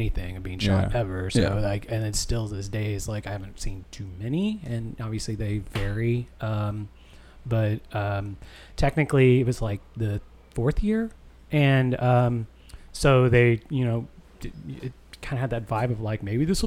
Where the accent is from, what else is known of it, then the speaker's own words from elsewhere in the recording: Evansville, Indiana, United States; I'm from Evansville, Indiana